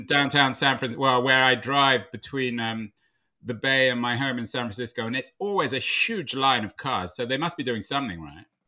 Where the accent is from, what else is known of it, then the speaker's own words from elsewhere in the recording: London, United Kingdom; I grew up in London where su-, department stores were, if not dominant, certainly iconic places like Selfridges and Harrods